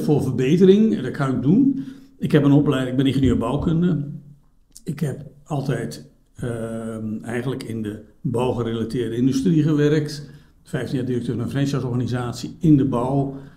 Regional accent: Drenthe, Netherlands; now in Belgium; ik ben geboren in Noord-Nederland. Eh, in, in, Drenthe zelfs

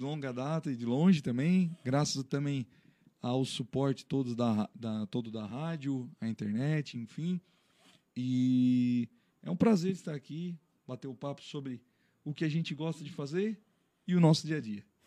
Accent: Criciúma, Santa Catarina, Brazil; Sou natural de Criciúma

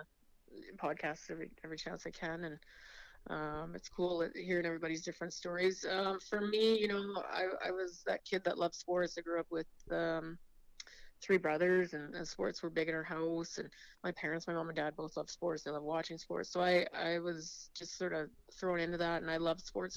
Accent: Estevan, Saskatchewan, Canada; I am born and raised in Esteban

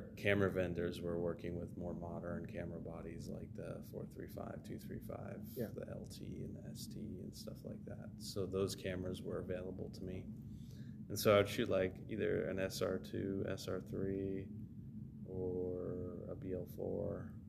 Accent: Canada; now in Los Angeles, United States; because when I immigrated here from Canada, I was like asking Barry, like, who can I connect with?

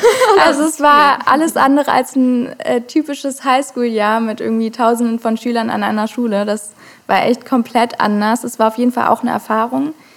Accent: Hamburg, Germany; ich komme aus Hamburg, wurde auch in Hamburg geboren

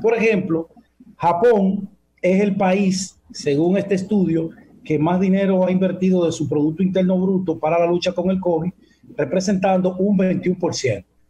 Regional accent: Dominican Republic; nosotros como dominicanos

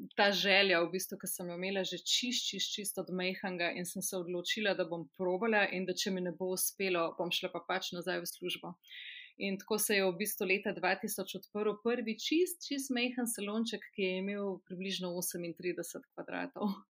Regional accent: a village near Krško, Lower Sava, Slovenia; Jaz sem iz ene zelo mehke vasice pri Krškem

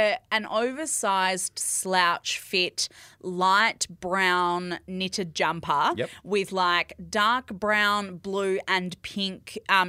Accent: Perth, Western Australia, Australia; because I'm from Perth.

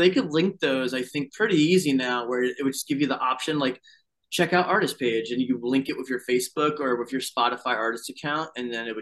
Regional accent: Fayetteville, North Carolina, United States; we grew up in Fayetteville, North Carolina

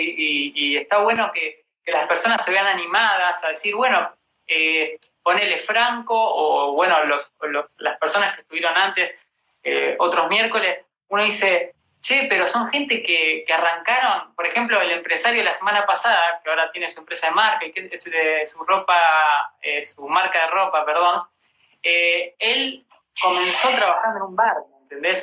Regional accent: Rosario, Santa Fe, Argentina; now in Buenos Aires, Argentina; yo soy de Rosario

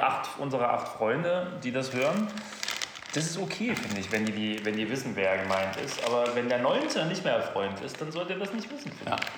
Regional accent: Germany; wir als Deutsche

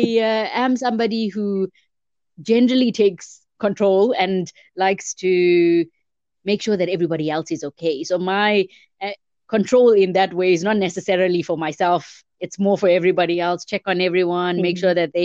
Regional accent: Durban, KwaZulu-Natal, South Africa; moved away as an adult; now in Johannesburg, South Africa; I grew up in Durban. I moved to Johannesburg in, I think, about 2006

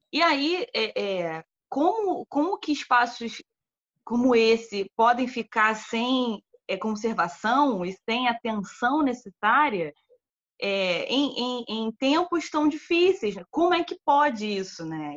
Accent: Brazil; nossa enquanto brasileiros

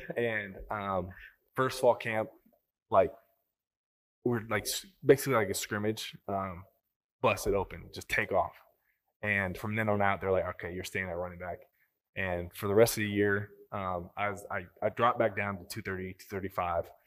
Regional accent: Sandy, United States; I growing up in Sandy, we lived an hour away

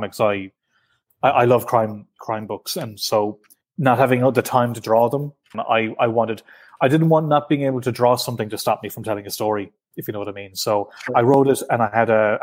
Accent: Ireland; I'm from the South

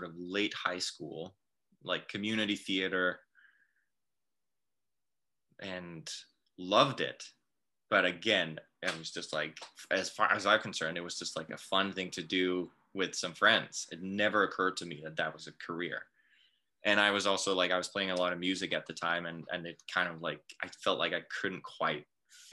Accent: Denmark; moved away as an adult; also born or lived in London, United Kingdom; now in Vancouver, Canada; I'm born and raised in Denmark, but I've been in Canada for the past almost 10 years now

